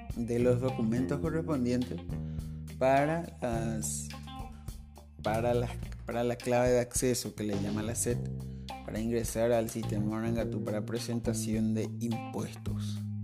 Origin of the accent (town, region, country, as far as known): Paraguay